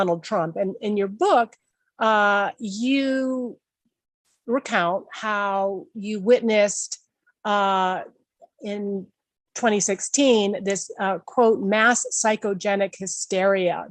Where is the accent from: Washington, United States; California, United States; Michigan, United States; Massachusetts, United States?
Massachusetts, United States; I grew up in Massachusetts